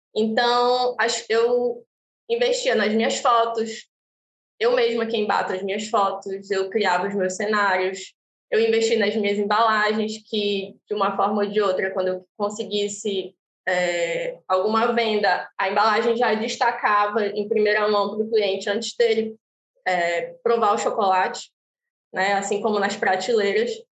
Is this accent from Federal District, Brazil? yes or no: no; Pará, Brazil; also born or lived in Acre; now in Fortaleza, Brazil; eu sou paraense, mas já me sinto um pouco cearense, porque eu moro aqui há mais ou menos 12 anos